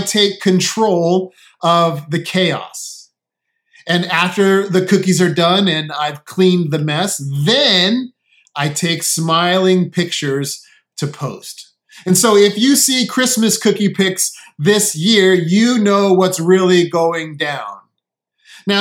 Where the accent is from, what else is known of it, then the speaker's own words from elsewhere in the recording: San Diego, California, United States; now in Connecticut, United States; I grew up in San Diego